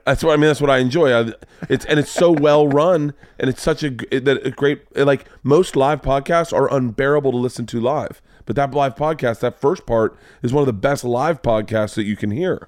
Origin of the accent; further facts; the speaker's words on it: Florida, United States; growing up in Florida